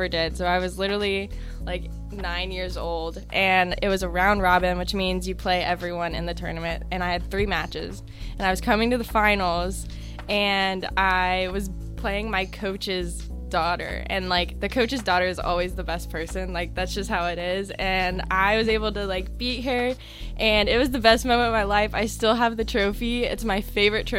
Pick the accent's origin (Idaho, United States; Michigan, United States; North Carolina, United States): North Carolina, United States; I'm from North Carolina. I actually live in the capital of North Carolina, Raleigh